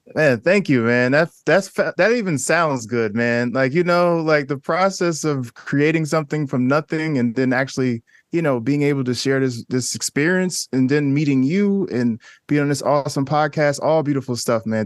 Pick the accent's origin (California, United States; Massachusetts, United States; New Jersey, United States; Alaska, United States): New Jersey, United States; Newark; I grew up in Newark, New Jersey